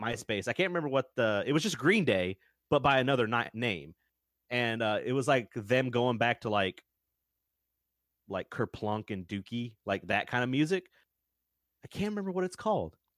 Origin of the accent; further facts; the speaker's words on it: the South, United States; I'm from the South